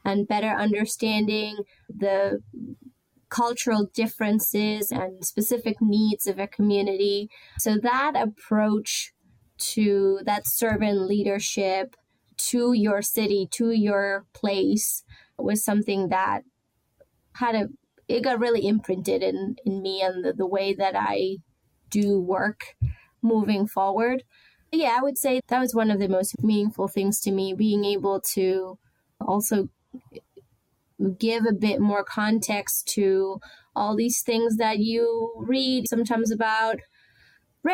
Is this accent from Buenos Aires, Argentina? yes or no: no; Rosario, Santa Fe, Argentina; also born or lived in Barcelona, Spain; now in Baltimore, United States; my city, my hometown, Rosario